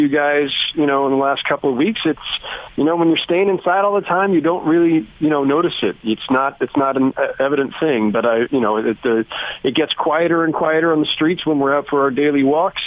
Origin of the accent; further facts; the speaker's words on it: California, United States; moved away as an adult; now in New York, United States; I'm from California originally, but I've been here 16 years now.